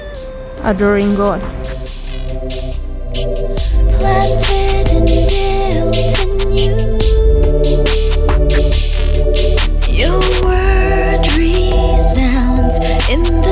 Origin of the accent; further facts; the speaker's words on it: Argentina; now in England; I'm from Argentina